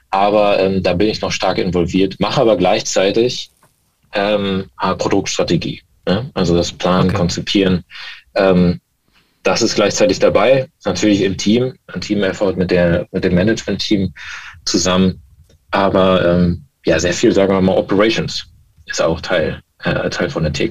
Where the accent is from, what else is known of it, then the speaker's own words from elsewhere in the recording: Baltic coast, Germany; also born or lived in West Germany; bin eigentlich gebürtiger, äh, gebürtig im Westen, aber an der Ostsee aufgewachsen.